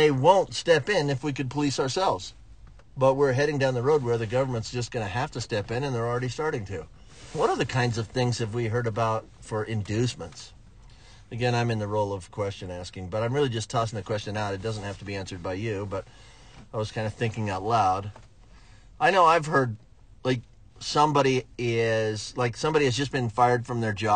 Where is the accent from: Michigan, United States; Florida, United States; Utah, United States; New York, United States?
Florida, United States; I'm from Florida